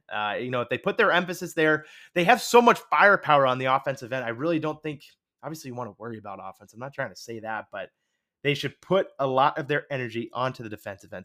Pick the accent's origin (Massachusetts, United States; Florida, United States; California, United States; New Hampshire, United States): New Hampshire, United States; I'm from New Hampshire